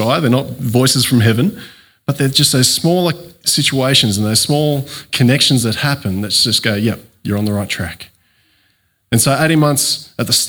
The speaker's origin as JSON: {"language": "English", "town": "Coffs Harbour", "region": "New South Wales", "country": "Australia", "tie": "born or raised there", "also_born_or_lived": "Cooma, Australia", "moved": "as an adult", "lives_now": "Narooma, Australia", "said": "I grew up in Coffs Harbour, but my family's from the Cooma area, and I ended up back there after high school."}